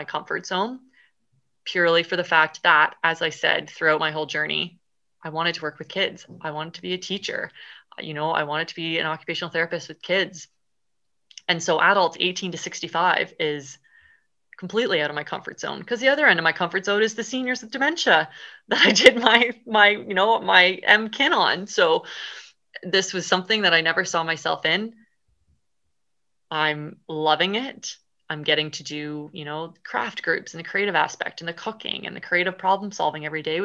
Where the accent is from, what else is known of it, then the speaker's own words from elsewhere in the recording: Canada; moved away as an adult; now in Scotland, United Kingdom; I am a Canadian girl